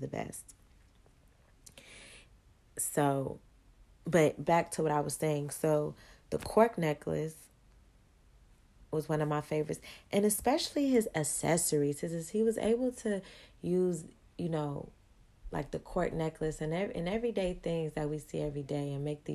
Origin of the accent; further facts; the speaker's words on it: Chicago, Illinois, United States; moved away; also born or lived in Atlanta; I'm originally from Chicago